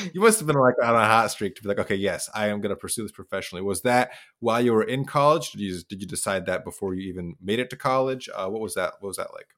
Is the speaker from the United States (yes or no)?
yes; Idaho, United States; I'm from Idaho